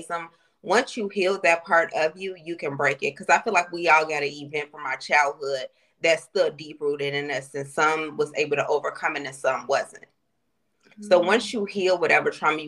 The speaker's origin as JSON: {"language": "English", "town": "Chicago", "region": "Illinois", "country": "United States", "said": "I'm from Chicago."}